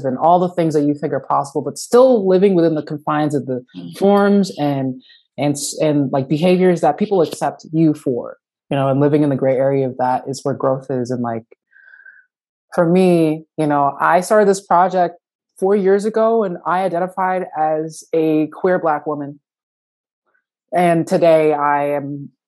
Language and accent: English; New Jersey, United States; moved away as an adult; now in Minneapolis, United States; I'm a transplant from the East Coast, from New Jersey.